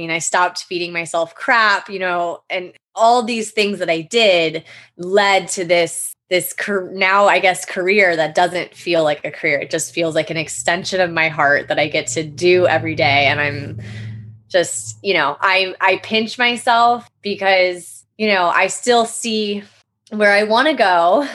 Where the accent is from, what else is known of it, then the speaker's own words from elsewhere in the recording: Florida, United States; also born or lived in Jackson Hole, Wyoming; I was born in Jackson Hole, Wyoming, and my dad and extended family still live out there. But my mom and dad divorced when I was one. And so I grew up in Florida since a child